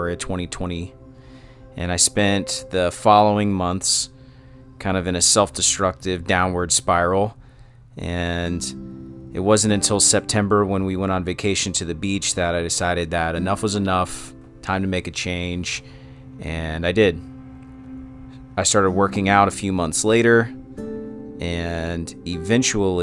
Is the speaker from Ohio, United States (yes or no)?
yes; Cincinnati, Ohio, United States; I was born in Cincinnati, Ohio, and I still live on the east side where I grew up